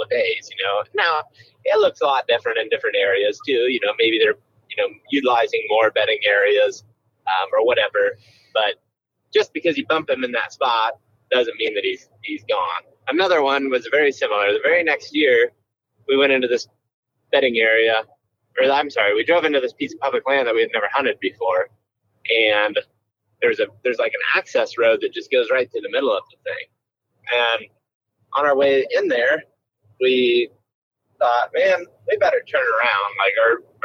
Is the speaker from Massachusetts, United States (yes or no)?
no; Western Ohio, United States; where I grew up in Western Ohio